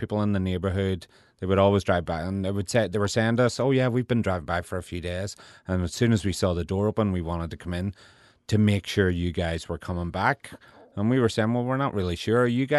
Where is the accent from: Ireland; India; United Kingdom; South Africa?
Ireland; now in New Orleans, United States; we are Irish. We grew up in Ireland. We'll always be Irish. But that was whenever we realized New Orleans was home for us.